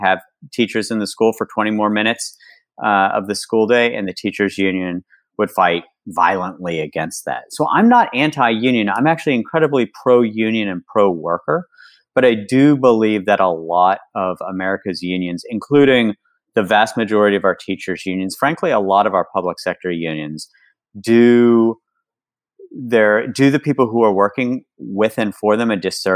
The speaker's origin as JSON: {"language": "English", "region": "West Virginia", "country": "United States", "tie": "born or raised there", "said": "I was growing up in West Virginia"}